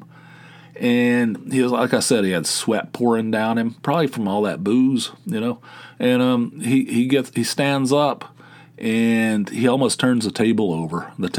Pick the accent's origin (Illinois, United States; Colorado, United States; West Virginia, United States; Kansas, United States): West Virginia, United States; Dunbar; moved away as an adult; also born or lived in Atlanta, Georgia; Growing up in Dunbar, West Virginia, no access to anything